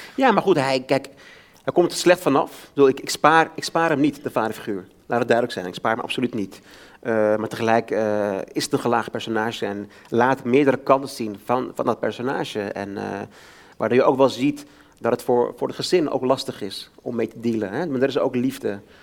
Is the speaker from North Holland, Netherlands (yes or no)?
yes; Amsterdam, North Holland, Netherlands; Ik ben zelf opgegroeid in de Bijlmer maar ken het door en door